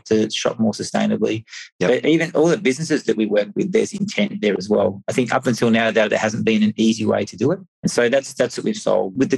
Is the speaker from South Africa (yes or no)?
no; Australia; moved away as an adult; now in Europe; I'm originally from Australia, but been living in Europe for 15 years